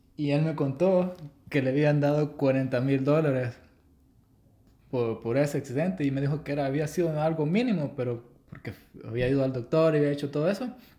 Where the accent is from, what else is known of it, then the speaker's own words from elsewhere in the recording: El Salvador; soy de El Salvador.